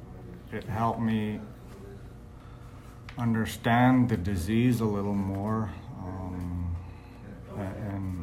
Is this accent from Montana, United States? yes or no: yes; Browning, Montana, United States; now in Martin, South Dakota, United States; I was born in Browning, Montana